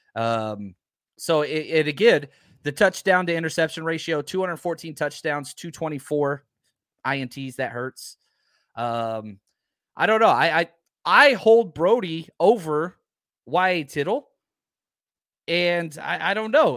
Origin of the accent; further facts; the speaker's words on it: Texas, United States; I'm from Texas